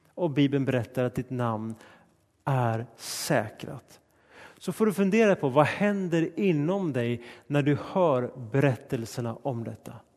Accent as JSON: {"language": "Swedish", "country": "Sweden", "tie": "born or raised there", "said": "Mitt hemland är Sverige och min nationalitet är svensk"}